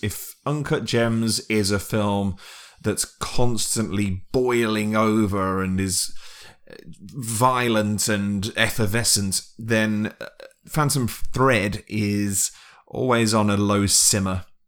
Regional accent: United Kingdom; being British

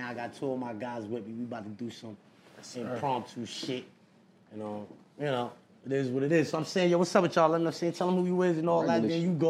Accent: New York City, New York, United States; I'm from Corona

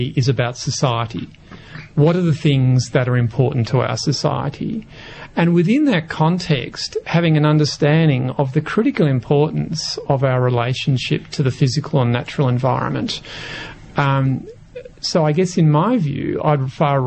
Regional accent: Victoria, Australia; I grew up in Victoria

